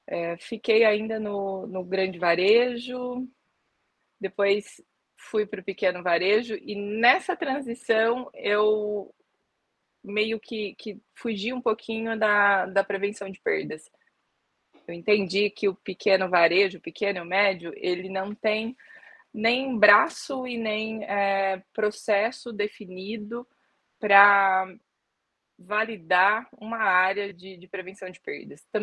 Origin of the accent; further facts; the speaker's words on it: São Paulo, Brazil; É, sou do interior de São Paulo e aí comecei a trabalhar em supermercado